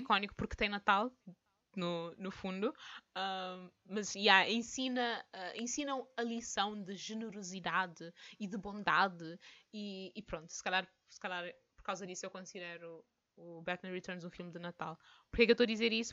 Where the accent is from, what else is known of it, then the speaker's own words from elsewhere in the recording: France; eu sou francesa, eu digo tantan.